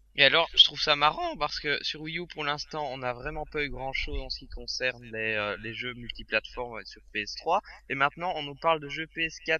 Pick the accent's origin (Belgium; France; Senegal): Belgium; chez nous en Belgique